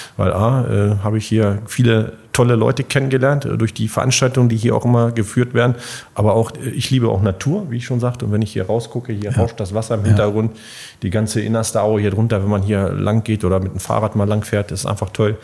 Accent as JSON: {"language": "German", "town": "Bockenem", "region": "Lower Saxony", "country": "Germany", "said": "ich komme ja aus Bucknem vom, vom kleinen örtlichen Sportverein"}